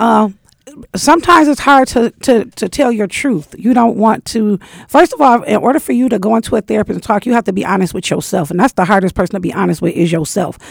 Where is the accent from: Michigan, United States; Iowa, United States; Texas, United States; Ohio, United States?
Michigan, United States; because I'm from Michigan, you could work in a shop